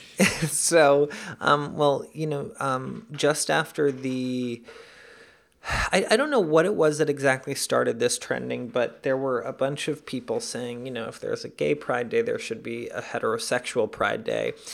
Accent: New York City, New York, United States; also born or lived in Caracas, Venezuela; I grew up in New York.

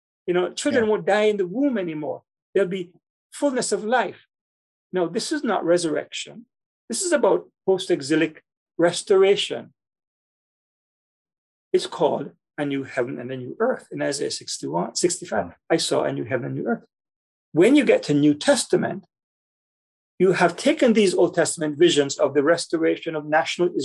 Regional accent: Kingston, Jamaica; I grew up in Jamaica, in Kingston, Jamaica

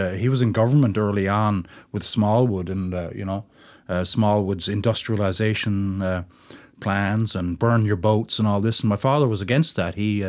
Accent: St. John's, Newfoundland and Labrador, Canada; No, I grew up around the Churchill Square area on Stonyhouse Street. It was a kind of a new development back in those days. I was born in the 50s.

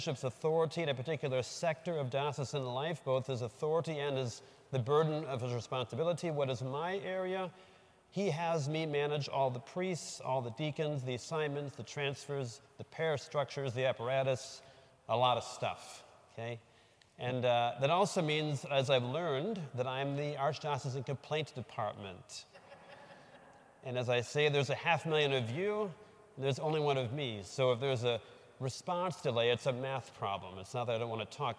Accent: Burlington, Wisconsin, United States; also born or lived in West Bend, Wisconsin; I'm from Burlington, so way south of here.

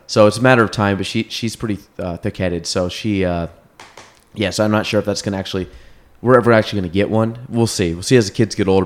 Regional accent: Chazy, New York, United States; grew up in Chase

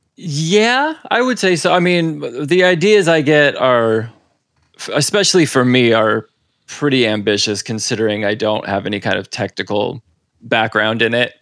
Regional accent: Seattle, Washington, United States; moved away as an adult; now in Los Angeles, United States; I was born and raised up in Seattle and then about ten years ago moved down here with my girlfriend

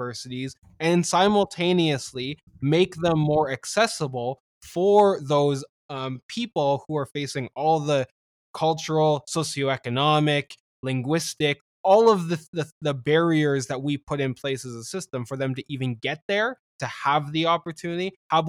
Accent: Canada; I've been made fun of several times lately on Twitter for being Canadian.

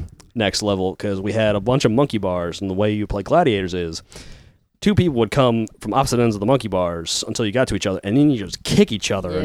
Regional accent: Fort Wayne, Indiana, United States; I'm fine living here. Like, if I want to go somewhere else, I'll just go. Like, there's other cities around here that I wouldn't mind living

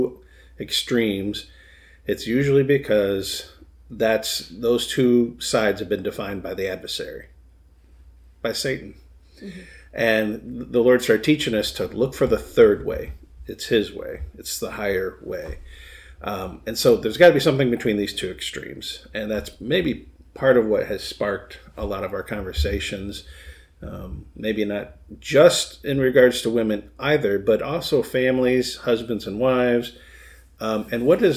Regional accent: Michigan, United States; fellow Michigander

